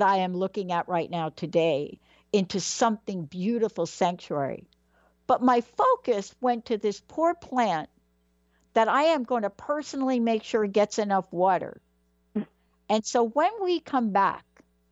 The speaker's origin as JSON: {"language": "English", "town": "New York City", "region": "New York", "country": "United States", "tie": "born or raised there", "also_born_or_lived": "New Jersey", "moved": "yes", "lives_now": "Pacific Northwest, United States", "said": "I was born in the Bronx, right? Everything is cement."}